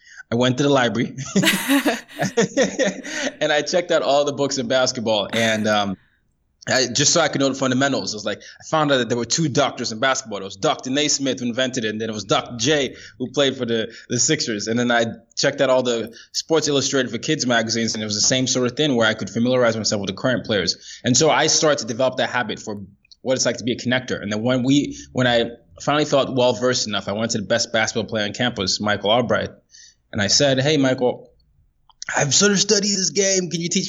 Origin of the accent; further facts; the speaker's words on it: Nigeria; So I'm from Nigeria originally. That's what I identify as. But by the time I was 17, I'd lived in 5 countries and 4 continents.